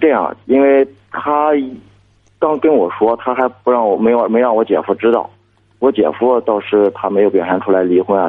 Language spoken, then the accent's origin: Chinese; Shandong, China; 我是山东的。